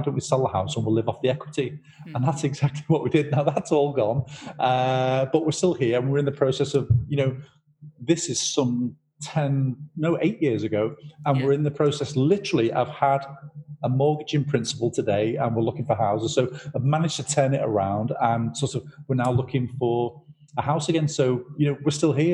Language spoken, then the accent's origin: English; Liverpool, North West England, United Kingdom; We were raised in Liverpool